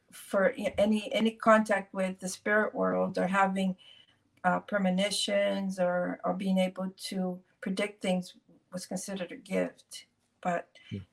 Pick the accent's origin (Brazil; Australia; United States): Brazil; I was born in Brazil